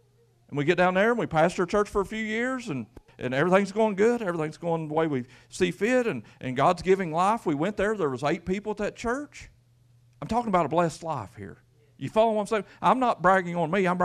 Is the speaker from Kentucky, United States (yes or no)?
yes; Quincy, Kentucky, United States; moved away as an adult; also born or lived in Middlesboro, Kentucky; I grew up in Brary, up in Quincy. There ain't 200 people in the whole holler.